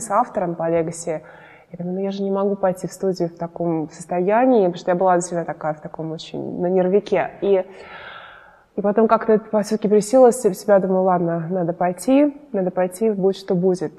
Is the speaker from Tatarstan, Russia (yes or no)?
no; Moscow, Russia; now in United States; росла я в Москве, мои родители здесь